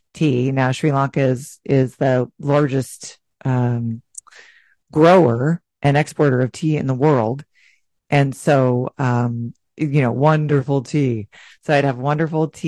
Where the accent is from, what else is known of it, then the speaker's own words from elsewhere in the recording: United States; we would say the U.S.